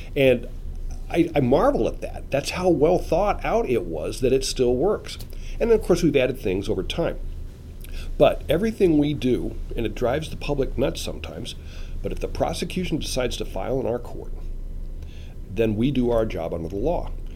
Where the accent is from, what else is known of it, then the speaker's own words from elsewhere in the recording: Omaha, Nebraska, United States; I was born in Omaha, uh, 1954